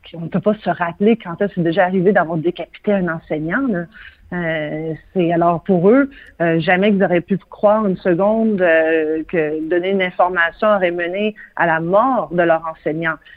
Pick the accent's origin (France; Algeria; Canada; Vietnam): Canada; Quebec; ici, chez nous, au Québec